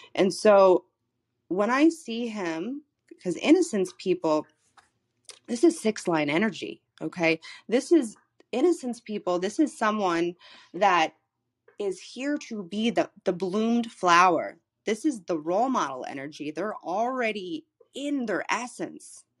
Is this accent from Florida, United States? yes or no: yes; Florida, United States; moved away as an adult; I'm from Florida, I was living in Florida in the middle of the pandemic